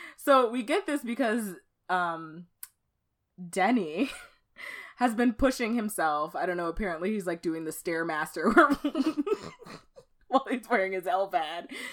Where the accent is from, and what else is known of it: Dallas, Texas, United States; born or raised there; moved away as an adult; now in Minnesota, United States